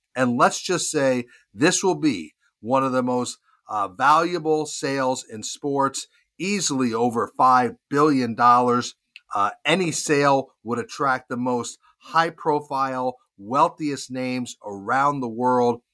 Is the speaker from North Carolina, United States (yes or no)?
yes; Charlotte, North Carolina, United States; my hometown of Charlotte